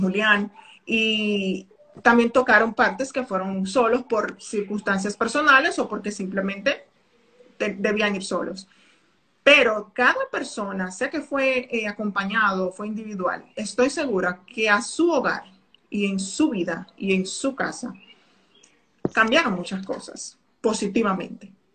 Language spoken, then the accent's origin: Spanish; Dominican Republic; soy dominicana